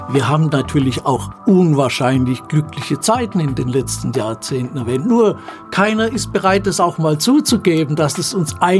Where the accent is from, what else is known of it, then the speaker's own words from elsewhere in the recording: Rottenburg am Neckar, Baden-Württemberg, Germany; also born or lived in Stuttgart; Sind dort allerdings 1944 ausgebombt worden und meine Mutter ist dann mit mir und meinem Bruder nach Rottenburg am Neckar gezogen